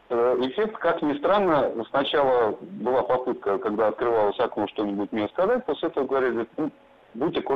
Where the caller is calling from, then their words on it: Moscow, Russia; Здравствуйте … я сам из Москвы.